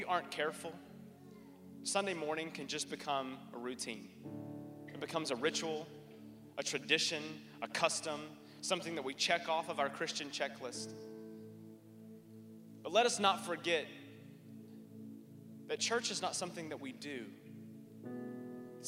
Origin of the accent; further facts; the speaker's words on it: North Carolina, United States; when I was a kid growing up in North Carolina, we lived right next door to a big tobacco field